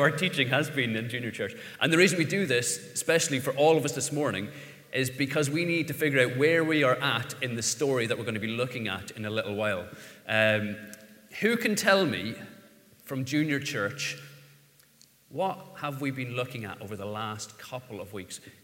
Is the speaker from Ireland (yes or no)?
yes; Ireland; as an Irishman, the, the letter R is problematic